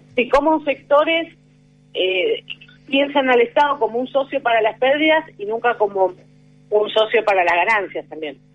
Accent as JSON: {"language": "Spanish", "region": "San Juan", "country": "Argentina", "said": "yo soy de San Juan"}